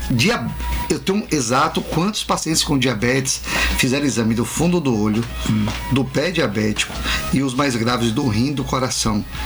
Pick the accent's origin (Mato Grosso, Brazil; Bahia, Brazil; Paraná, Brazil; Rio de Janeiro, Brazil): Bahia, Brazil; Itabuna; eu cresci ali, quando não era assaltado é. ainda, jogava bola ali